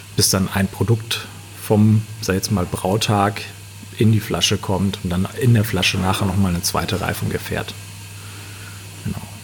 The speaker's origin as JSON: {"language": "German", "area": "Münsterland", "region": "North Rhine-Westphalia", "country": "Germany", "tie": "born or raised there", "said": "Dann bin ich wieder zurück in mein Heimatdorf gekommen und da haben wir dann ein 100 Jahre altes Stallgebäude umgebaut zu einer Brauerei"}